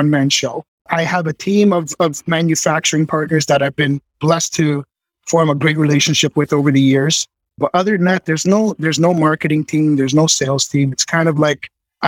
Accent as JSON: {"language": "English", "town": "Toronto", "region": "Ontario", "country": "Canada", "tie": "born or raised there", "said": "I was born in Toronto, and my studio is just about 30 minutes north of Toronto"}